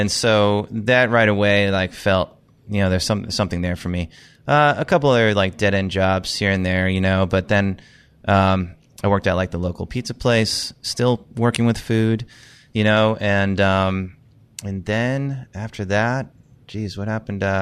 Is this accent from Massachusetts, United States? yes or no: yes; South Shore of Massachusetts, United States; moved away as an adult; also born or lived in Los Angeles / Fort Myers, Florida / Manchester, New Hampshire; I'm from the South Shore of Massachusetts. All right. So always kind of being in Boston, growing up in the area.